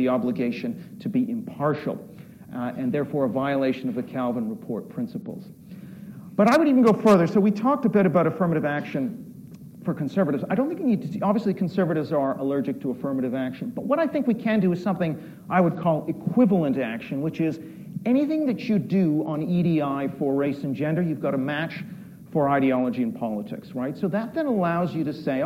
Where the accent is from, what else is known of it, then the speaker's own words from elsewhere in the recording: Canada; moved away as an adult; now in United Kingdom; I'm Canadian, by the way. I've lived in the UK for 25 years.